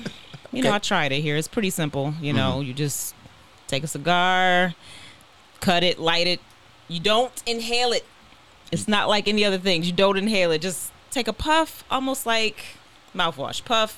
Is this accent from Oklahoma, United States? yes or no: no; Buffalo, New York, United States; now in Atlanta, United States; I'm originally from Buffalo, New York.